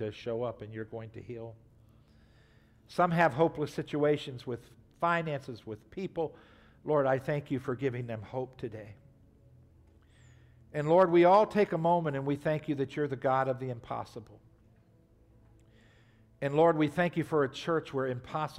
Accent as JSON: {"language": "English", "country": "United States", "said": "we grew up in America, so most of us have gone to church."}